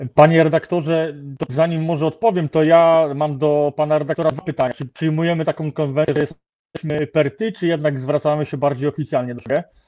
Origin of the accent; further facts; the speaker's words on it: Lubusz Voivodeship, Poland; pochodzę z województwa lubuskiego